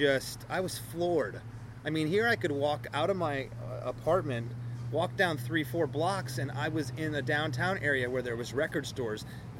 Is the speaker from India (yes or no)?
no; England, United Kingdom; I'm from England, so I'm not racist.